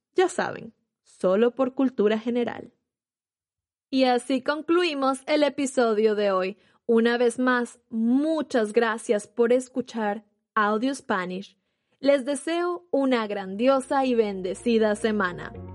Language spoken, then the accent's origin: Spanish; Venezuela; moved away